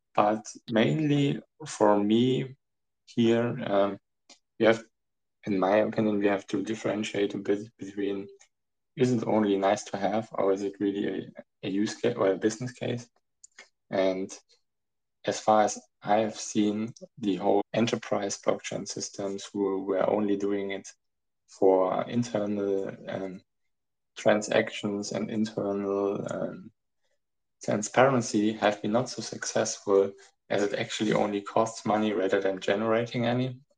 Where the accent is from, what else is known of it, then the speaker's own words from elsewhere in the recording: Germany; also born or lived in Frankfurt; I'm from Germany. Uh, I'm located in Frankfurt